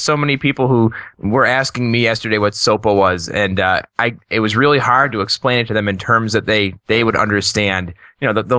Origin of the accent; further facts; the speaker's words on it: United States; As an American